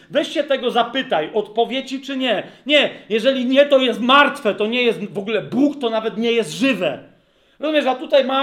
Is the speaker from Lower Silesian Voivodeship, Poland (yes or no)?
no; Lesser Poland, Poland; wychowywałem się i rosłem na podkrakowskiej wsi, gdzie było sporo pól, zresztą mieszkałem w pewnym momencie na Lubelskiej, a potem na Polnej